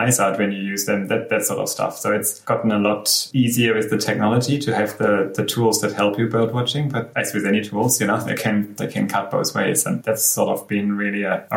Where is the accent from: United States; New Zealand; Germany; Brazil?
Germany; Black Forest, Baden-Württemberg; moved away as an adult; now in Cairns, Australia; I grew up in Germany, and it's a much smaller country than Australia